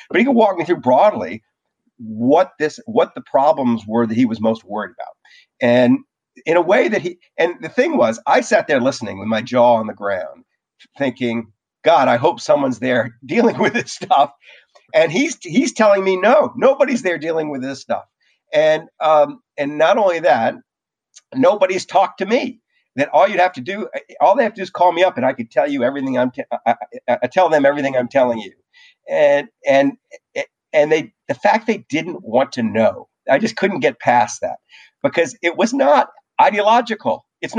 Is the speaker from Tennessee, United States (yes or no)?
no; New Orleans, Louisiana, United States; I grew up in New Orleans. When I was growing up in New Orleans, the way you found out whether a hurricane was about to hit was you went outside.